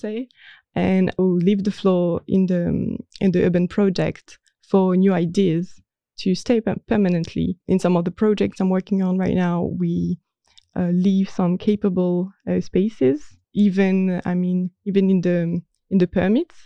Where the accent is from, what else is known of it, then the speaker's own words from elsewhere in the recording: Marseille, Provence-Alpes-Côte d'Azur, France; moved away as an adult; also born or lived in Nantes; now in Netherlands; I was born in Marseille, in the south of France